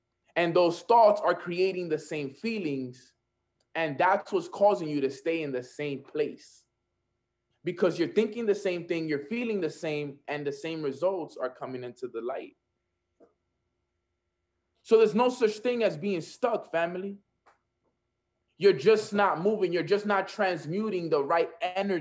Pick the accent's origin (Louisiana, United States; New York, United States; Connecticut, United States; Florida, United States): New York, United States; New York City; I'm from Washington Heights